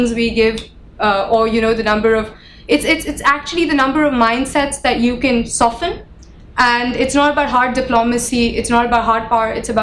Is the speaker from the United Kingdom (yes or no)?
no; Pakistan; we come from Pakistan